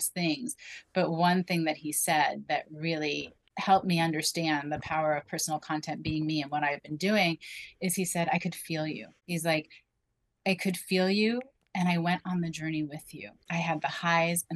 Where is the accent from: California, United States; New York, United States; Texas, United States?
New York, United States; Rockland County; moved away; I grew up in Rockland County, which is a half hour northwest of Manhattan